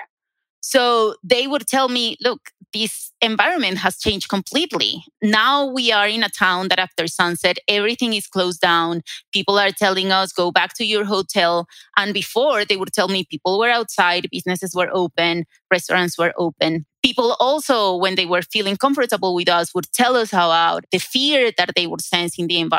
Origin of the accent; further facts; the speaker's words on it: Colombia; moved away as an adult; also born or lived in Durham, North Carolina, United States; now in Denver, United States; I was a graduate student in Colombia. That is my home country